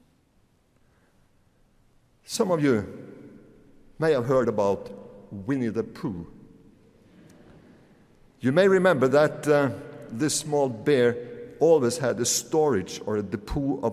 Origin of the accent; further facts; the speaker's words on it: Møre og Romsdal, Norway; When I grew up in Romsdal on the west coast in the 1960s